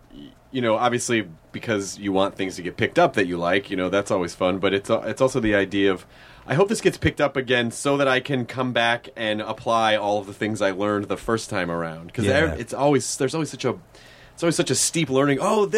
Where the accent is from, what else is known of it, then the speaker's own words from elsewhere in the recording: Tennessee, United States; also born or lived in Kentucky; I'm from the South. I was born in Kentucky. I grew up in Tennessee. When I go home, I sort of automatically sometimes start talking a little bit more like, y'all want to...